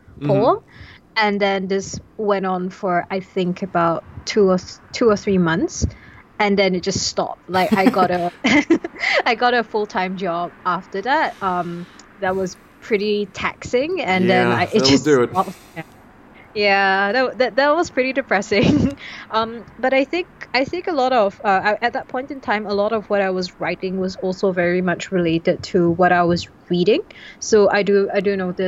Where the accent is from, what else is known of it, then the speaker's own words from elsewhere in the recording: Singapore; I'm a Singaporean poet